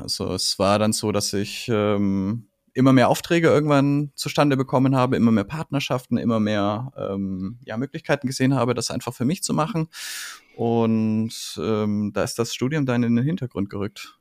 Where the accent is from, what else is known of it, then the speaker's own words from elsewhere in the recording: Franconia, Bavaria, Germany; ich bin Franke, ich komme aus dem Frankenland und ich äh, äh, kenne das fränkische Gemüt